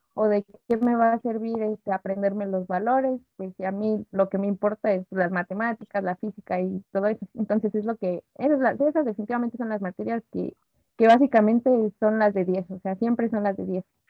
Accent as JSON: {"language": "Spanish", "country": "Mexico"}